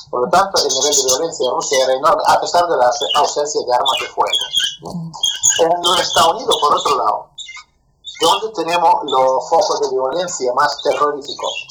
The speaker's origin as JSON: {"language": "Spanish", "country": "Spain", "also_born_or_lived": "Soviet Union", "said": "como una persona nacida ahí, nacida ahí, yo soy español"}